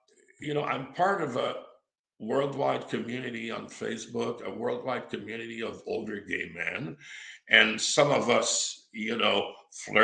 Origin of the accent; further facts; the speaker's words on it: Quebec, Canada; moved away as an adult; also born or lived in Los Angeles; My dad's from Massachusetts, but I was brought up in Quebec, so I'm fully bilingual, and I can also work in French